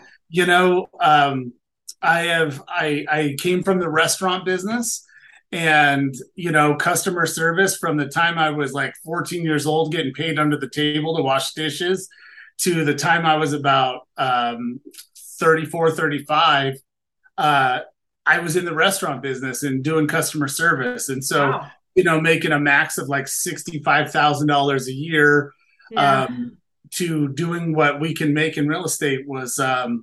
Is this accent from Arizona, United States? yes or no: yes; Mesa, Arizona, United States; also born or lived in Los Angeles, California / Gilbert, Arizona; I was born in Los Angeles, and my parents moved us to Mesa, Arizona when I was 5